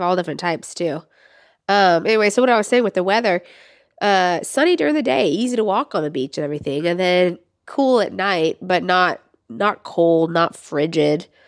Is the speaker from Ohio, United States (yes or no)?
no; Florida, United States; moved away; I grew up in Florida